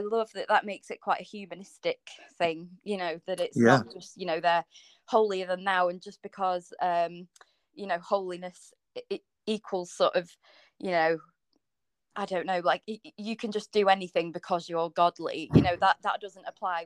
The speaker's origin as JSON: {"language": "English", "region": "North West England", "country": "United Kingdom", "tie": "born or raised there", "said": "I was born in the Northwest"}